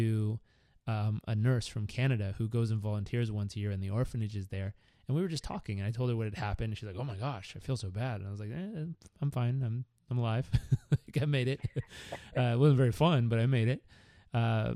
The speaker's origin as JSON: {"language": "English", "region": "Southern California", "country": "United States", "tie": "born or raised there", "said": "growing up in Southern California"}